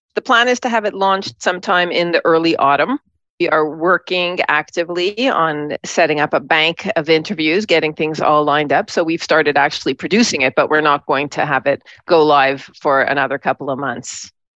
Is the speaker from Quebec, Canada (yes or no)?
yes; Montreal, Quebec, Canada; moved away as an adult; also born or lived in Toronto / New York City; I grew up in Montreal